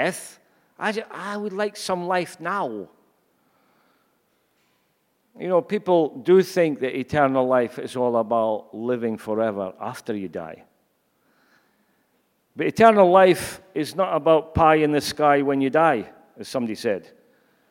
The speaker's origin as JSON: {"language": "English", "region": "Scotland", "country": "United Kingdom", "said": "I'm sure you've gathered by now that I'm Scottish."}